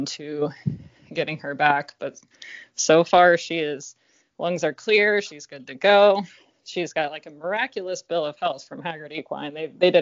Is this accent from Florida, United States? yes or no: yes; Ocala, Florida, United States; moved away as an adult; growing up in Florida